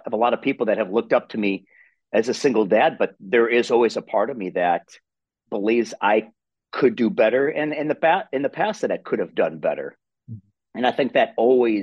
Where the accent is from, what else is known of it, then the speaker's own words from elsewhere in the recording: Wisconsin, United States; accent: Wisconsin accent; I'm from Wisconsin. And they say, you know, we have that Wisconsin accent. So I come from a small rural town in Wisconsin, born and raised